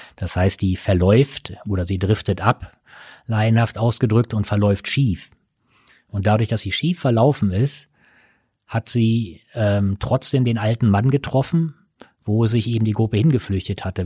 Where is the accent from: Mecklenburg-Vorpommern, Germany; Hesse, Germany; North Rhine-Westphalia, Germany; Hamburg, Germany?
North Rhine-Westphalia, Germany; Ruhr area; ich bin zwar im Ruhrgebiet geboren, aber ich bin kein Bergmann